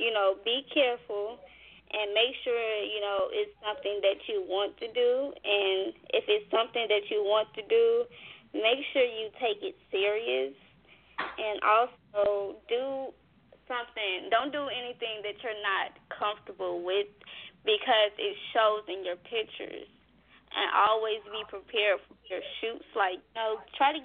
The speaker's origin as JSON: {"language": "English", "town": "Gary", "region": "Indiana", "country": "United States", "tie": "born or raised there", "moved": "yes", "lives_now": "Indianapolis, United States", "said": "Growing up in Gary, Indiana"}